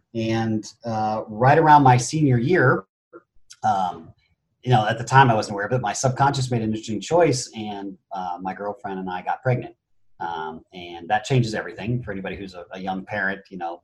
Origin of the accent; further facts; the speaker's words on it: Phoenix, Arizona, United States; born there; also born or lived in Japan; I was born in Phoenix, Arizona, and within a matter of months, I was off to Japan due to my mother and my father.